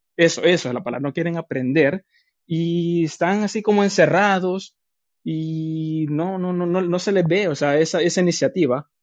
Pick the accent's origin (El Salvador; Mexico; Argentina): El Salvador; Yo también soy de Salvador